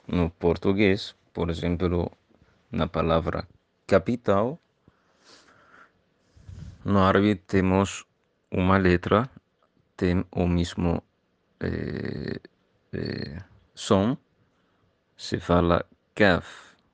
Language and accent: Portuguese; Egypt; first language Arabic; Portuguese is a second language; moved away; sou de Egito e no Egito falamos árabe.